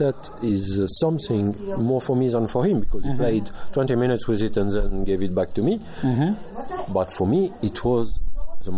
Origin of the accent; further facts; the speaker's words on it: France; I'm from France